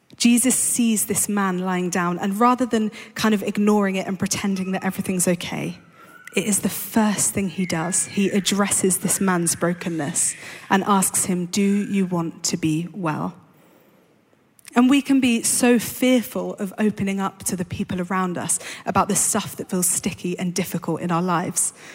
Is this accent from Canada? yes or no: no; London, United Kingdom; I grew up in London